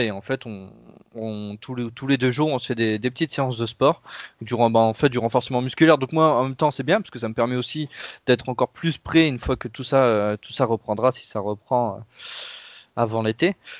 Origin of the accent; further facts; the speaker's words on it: Pas-de-Calais, near Lens, Hauts-de-France, France; je viens des Hauts-de-France et du Pas-de-Calais plus précisément, juste à côté de Lens